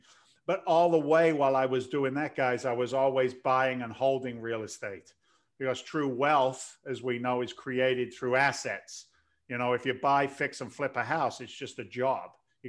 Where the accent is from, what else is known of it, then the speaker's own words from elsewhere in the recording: London, United Kingdom; now in United States; Your accent's kind of bizarre. I'm an immigrant to the States. I came here in 86 from London.